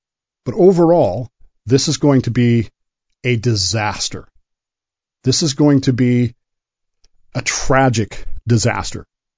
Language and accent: English; Ogden, Utah, United States; Growing up in Ogden, Utah